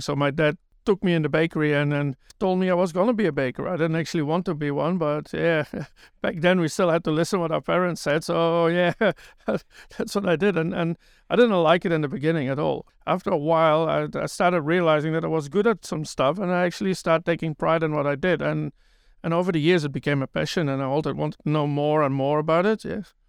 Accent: Belgium; also born or lived in New Zealand; now in Tauranga, New Zealand; I'm originally from Belgium.

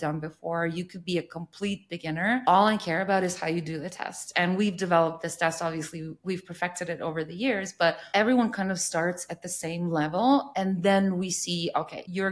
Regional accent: Serbia; I'm from Serbia

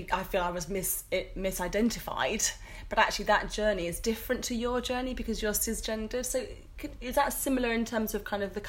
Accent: Nigeria; I'm kind of pigeonholed as the Nigerian woman that can speak for all Black Pentecostal churches

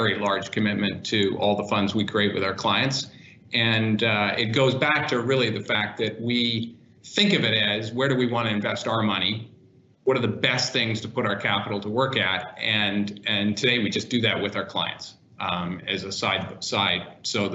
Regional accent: Winnipeg, Manitoba, Canada; moved away; also born or lived in Toronto; I grew up in Canada in Winnipeg, moved to Toronto

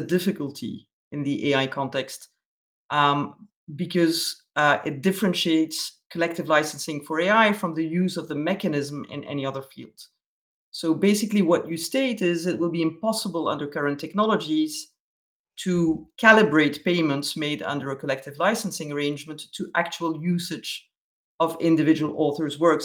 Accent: Belgium; me being a Belgian

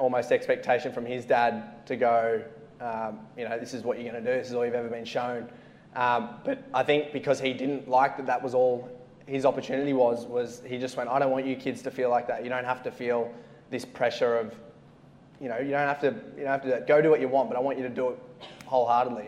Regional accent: Forbes, New South Wales, Australia; now in Sydney, Australia; I grew up in Forbes, central New South Wales, 60k west

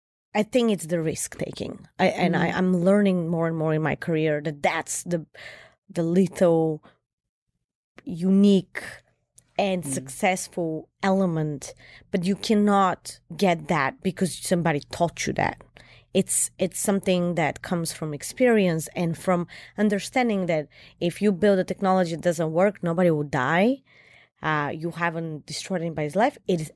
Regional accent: Bulgaria; And here I am from Bulgaria. I went through so much in life

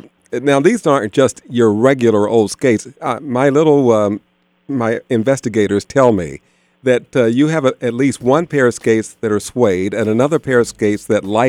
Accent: Kansas City, United States; I can remember going around the roller rink where I grew up in Kansas City

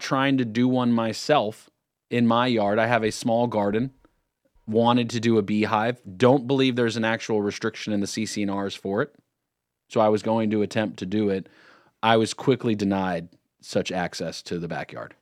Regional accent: California, United States; now in Lake Norman, United States; I was born in California.

